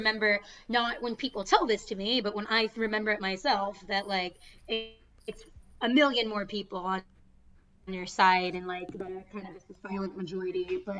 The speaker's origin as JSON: {"language": "English", "town": "Boston", "region": "Massachusetts", "country": "United States", "accent": "Boston", "said": "that's my Boston accent."}